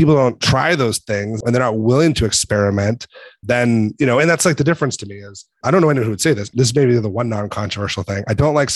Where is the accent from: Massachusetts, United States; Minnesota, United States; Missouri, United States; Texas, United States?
Massachusetts, United States; Boston; I'm from Boston